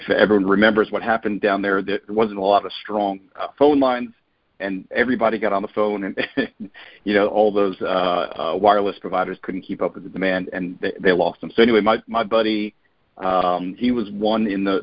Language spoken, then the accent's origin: English; New York, United States; moved away; also born or lived in Raleigh, North Carolina; I grew up in New York